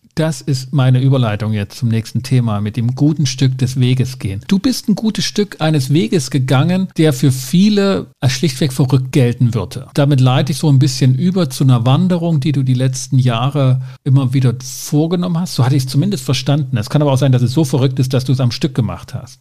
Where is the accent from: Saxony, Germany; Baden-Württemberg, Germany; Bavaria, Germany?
Saxony, Germany; Ore Mountains; ich komme aus dem Erzgebirge